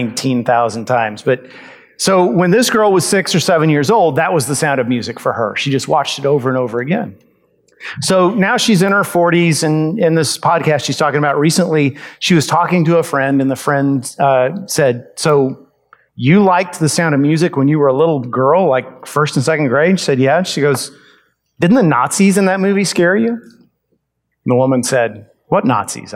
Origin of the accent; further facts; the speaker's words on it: United States; we as American Christians